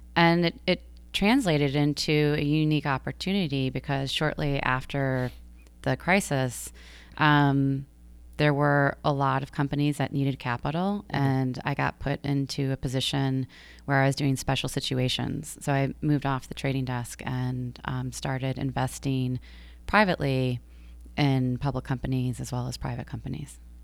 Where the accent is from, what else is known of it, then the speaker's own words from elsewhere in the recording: Georgia, United States; also born or lived in Michigan / New York City; now in Long Island, United States; I grew up in Georgia